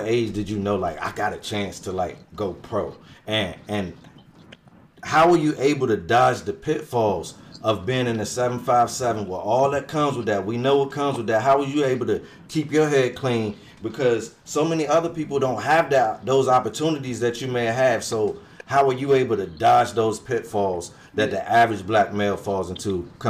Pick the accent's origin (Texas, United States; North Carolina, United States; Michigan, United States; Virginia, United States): Virginia, United States; Hampton; also born or lived in Newport News, Virginia; now in DMV area, United States; I was born in Hampton, grew up in Hampton and Newport News.